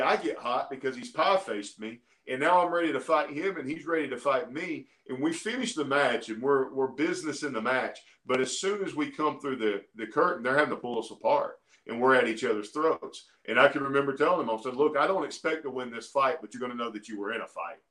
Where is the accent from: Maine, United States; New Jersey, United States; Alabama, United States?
Alabama, United States; I'm from Alabama, man. I grew up in Alabama